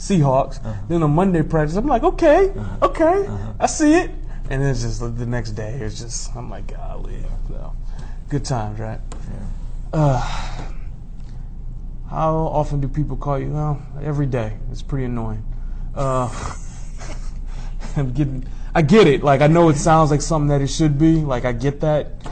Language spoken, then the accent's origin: English; Detroit, Michigan, United States; I grew up in Detroit.